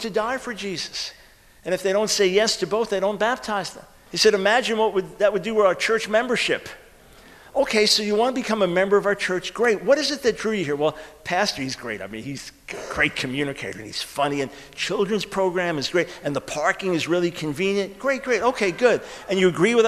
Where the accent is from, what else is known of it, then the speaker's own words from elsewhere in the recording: New York, United States; now in Charlotte, United States; I'm from New York originally